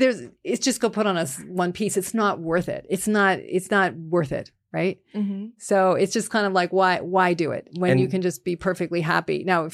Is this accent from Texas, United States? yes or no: no; Vermont, United States; now in Illinois, United States; because I grew up in Vermont. I raised my kids in Illinois.